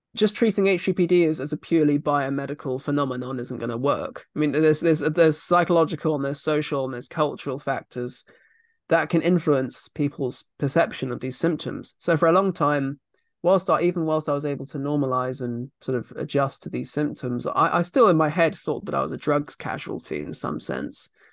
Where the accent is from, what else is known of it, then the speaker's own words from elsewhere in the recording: Surrey, South East England, United Kingdom; I come from Surrey